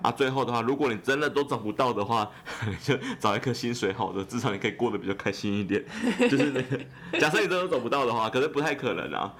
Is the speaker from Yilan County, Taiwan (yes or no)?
yes; Yilan County, Taiwan; 我是宜兰人